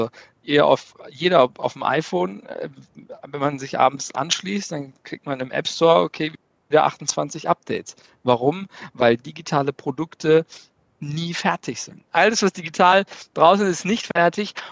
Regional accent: Kassel, Hesse, Germany; Äh, ich komme aus Kassel-Brauxel, habe äh, Wirtschaftsinformatik äh, zusammen mit IBM studiert

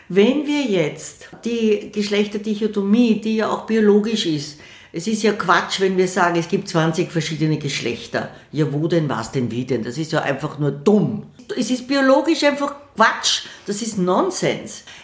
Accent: Vienna, Austria; Ich bin eine stolze Wienerin

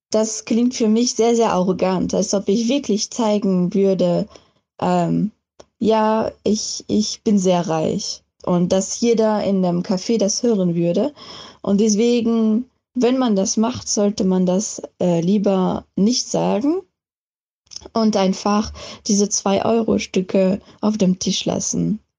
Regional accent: France; ich komme ursprünglich aus Frankreich. Ich bin auch da aufgewachsen

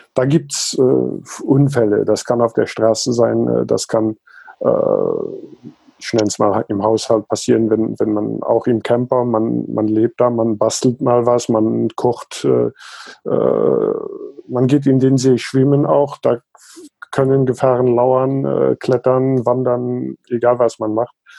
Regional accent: Luxembourg; also born or lived in South Africa; Also geboren und aufgewachsen bin ich in Südafrika und Luxemburg.

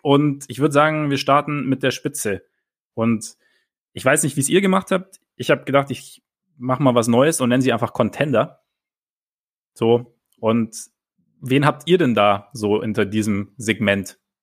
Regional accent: Southern Germany, Germany; Bei uns im Süden

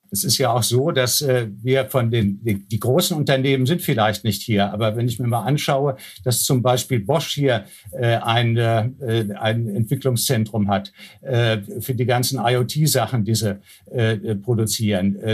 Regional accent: Germany; wir als Deutsche

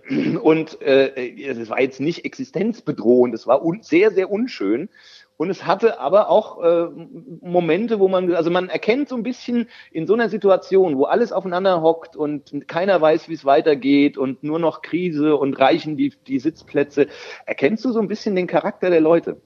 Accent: Kahlgrund, Bavaria, Germany; accent: Kahlgrund dialect; also born or lived in Bergen-Enkheim, Frankfurt; now in Frankfurt, Germany; es ist relativ nah an meinem Heimatdialekt, das ist äh, der Karlgrund drüben in Bayern schon.

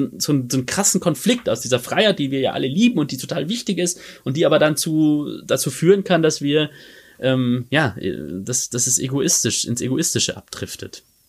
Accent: Regensburg, Bavaria, Germany; in meiner Heimatstadt Regensburg

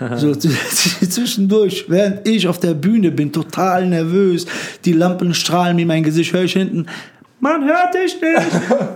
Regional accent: Frankfurt, Hesse, Germany; wir sind in Höchst aufgewachsen

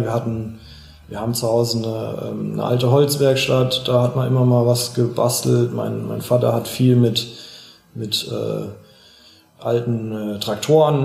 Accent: Schlüchtern, Hesse, Germany; ich bin hier aufgewachsen, ich kenne mich hier aus, meine Freunde sind hier, meine Familie lebt hier noch

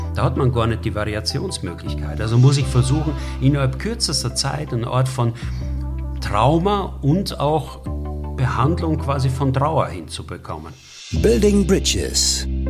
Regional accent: Burgenland, Austria; moved away as an adult; now in Germany; wie man meiner Sprache quasi immer noch entnehmen kann, obwohl ich jetzt seit 30 Jahren in Deutschland lebe, bin ich Österreicher und bin auch stolz drauf, Österreicher zu sein aus dem Burgenland

